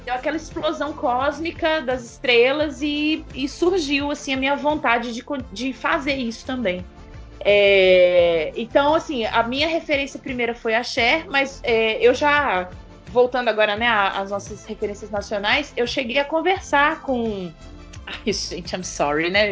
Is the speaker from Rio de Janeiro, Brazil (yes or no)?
no; Blumenau, Santa Catarina, Brazil; moved away as an adult; Eu sou de Santa Catarina.